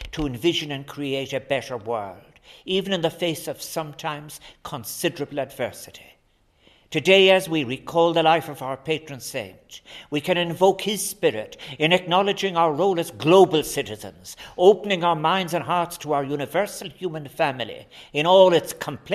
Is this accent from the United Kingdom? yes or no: no; Ireland